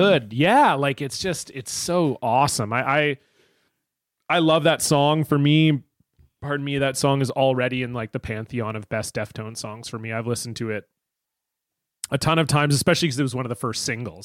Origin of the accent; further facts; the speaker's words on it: Canada; I grew up in Canada